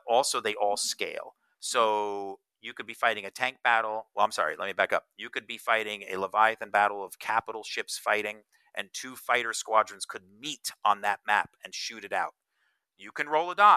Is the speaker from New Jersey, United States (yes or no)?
yes; Northern New Jersey, United States; I grew up in Northern New Jersey